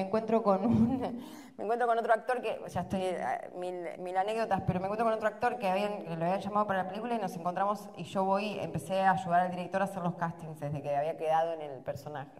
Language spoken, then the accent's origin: Spanish; Argentina; Somos igual los argentinos en general